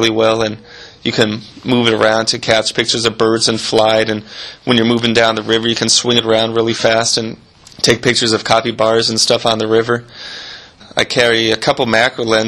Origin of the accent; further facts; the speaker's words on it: Pueblo, Colorado, United States; moved away as an adult; also born or lived in Costa Rica; now in Peru; I'm originally from Pueblo, Colorado, and I've been in Peru for about 6 years now